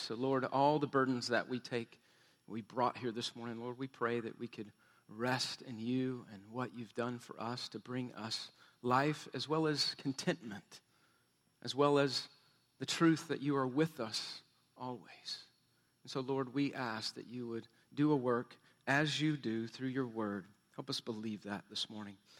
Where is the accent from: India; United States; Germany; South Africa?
United States; Texas; We're from Texas